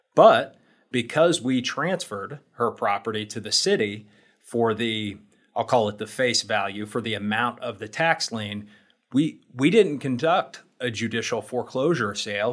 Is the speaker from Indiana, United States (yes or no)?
yes; Indiana, United States; I am from Indiana